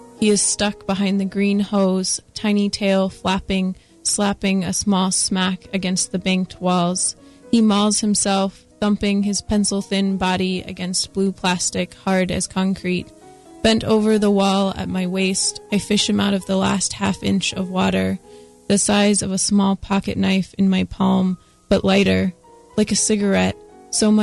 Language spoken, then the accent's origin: English; Washington, United States; now in North Carolina, United States; I'm from Washington State